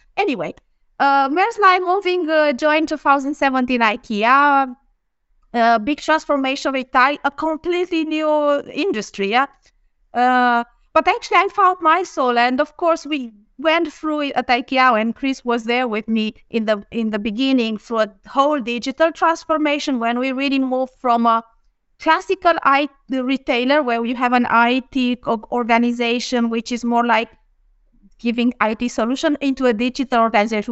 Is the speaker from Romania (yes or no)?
yes; Romania; moved away as an adult; also born or lived in Bucharest, Romania / Denmark / Lund, Sweden; now in Sweden; I'm from Romania. I'm in Bucharest